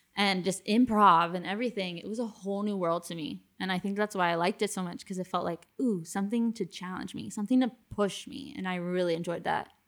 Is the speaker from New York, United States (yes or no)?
no; Miami, Florida, United States; moved away; I was obviously from Miami originally